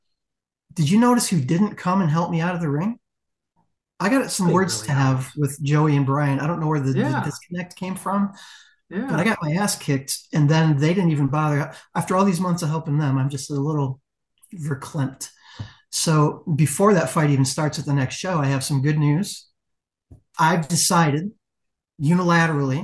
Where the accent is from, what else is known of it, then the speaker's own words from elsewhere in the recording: West Michigan, United States; I am from the West Michigan area.